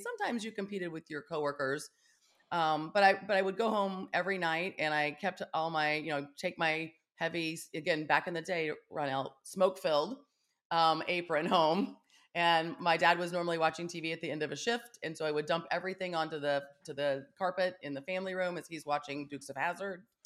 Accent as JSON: {"language": "English", "region": "Kansas", "country": "United States", "tie": "born or raised there", "also_born_or_lived": "Russell, Kansas / Topeka, Kansas", "said": "I grew up in Kansas"}